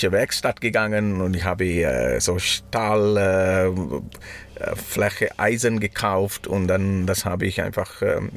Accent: Sri Lanka; German is a second language; now in Switzerland; Ins, ja, bei uns in Sri Lanka. Das ist lustig, gell? Manchmal ich sage ich hier, wir und dann meine ich

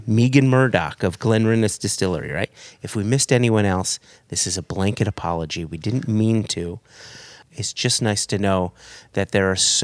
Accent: United States; I'm an American. I love being an American. I love being in America.

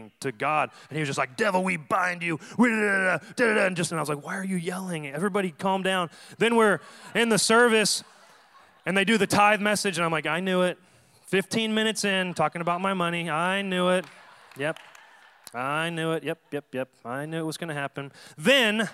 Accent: Dallas, Texas, United States; moved away as an adult; also born or lived in Denton, Texas; now in San Diego, United States; I'm from Dallas, Texas, born and raised

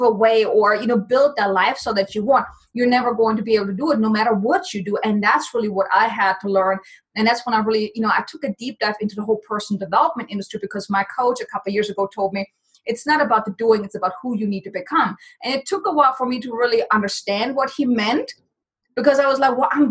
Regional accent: Germany; moved away as an adult; now in United States; Originally, I'm from Germany, so I came to the States back in 2006

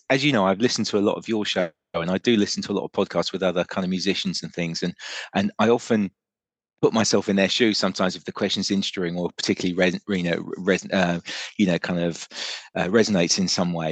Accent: Germany; moved to um, Germany, so we grew up. I grew up really in Germany.

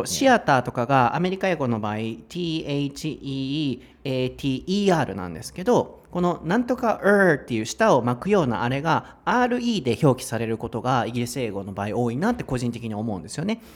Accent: Osaka, Japan; 僕はね、生まれも育ちも大阪、大阪人

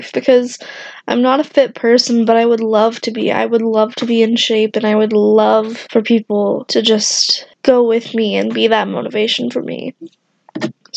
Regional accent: Wichita, Kansas, United States; I am from Kansas, Wichita to be exact

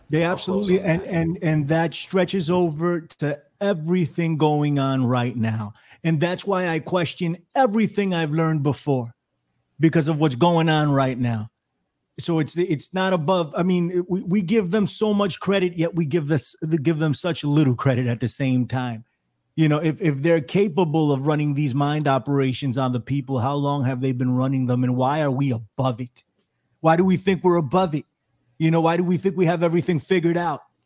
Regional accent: New York City, New York, United States; We're from the Bronx

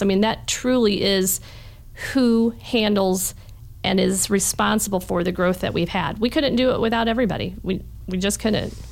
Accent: New Haven, Indiana, United States; also born or lived in Fort Wayne, Indiana; I grew up in New Haven. Uh, went to New Haven High School and okay. have for the most part, been a Fort Wayne resident, um, Allen County resident, my entire life

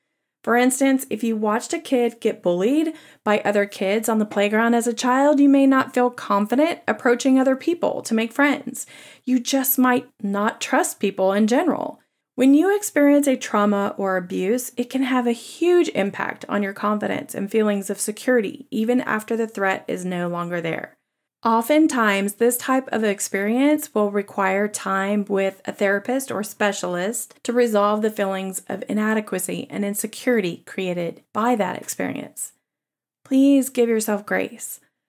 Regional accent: the South, United States; accent: Southern; I question the implication that being a Southerner with an accent makes someone less intelligent than someone else without a Southern accent.

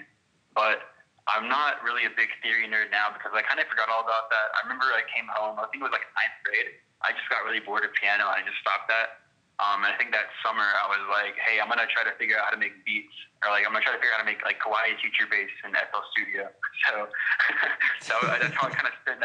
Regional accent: Fort Worth, Texas, United States; I'm from Fort Worth, Texas

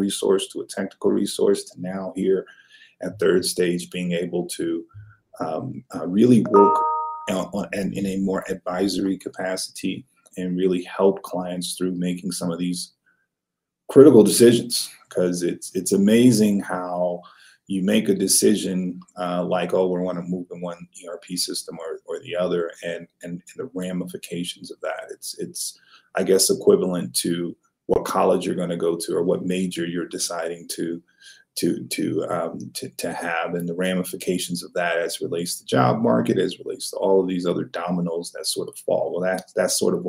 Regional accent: Los Angeles, California, United States; moved away as an adult; also born or lived in Louisiana; I grew up in Los Angeles, California, South Central Los Angeles, California, to be exact

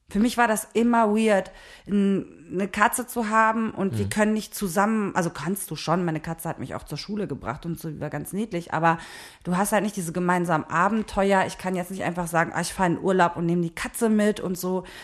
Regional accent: Neuss, North Rhine-Westphalia, Germany; now in Berlin, Germany; ich komme ja eigentlich aus Neuss, aus dem Rheinland. So, da haben wir gelebt.

